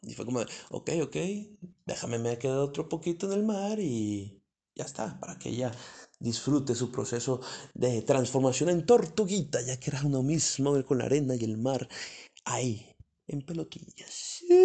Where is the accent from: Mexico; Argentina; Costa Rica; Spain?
Mexico; como buenos mexicanos